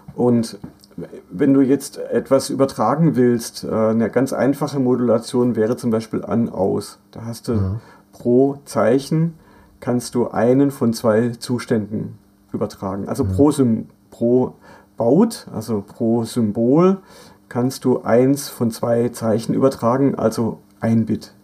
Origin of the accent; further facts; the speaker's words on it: Black Forest, Baden-Württemberg, Germany; moved away; mein Heimatdorf im Schwarzwald, wo, wo meine Mutter wohnt